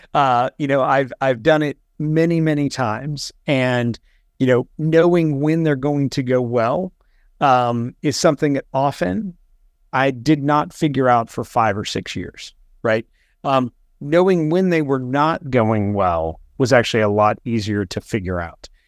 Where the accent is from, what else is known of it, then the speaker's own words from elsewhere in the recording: Morgantown, West Virginia, United States; moved away as an adult; also born or lived in United Kingdom / Washington, D.C.; I grew up in, in West Virginia